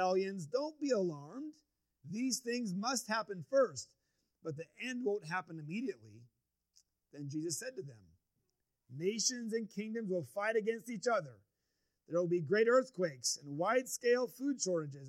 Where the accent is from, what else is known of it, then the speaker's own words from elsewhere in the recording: United States; growing up in the United States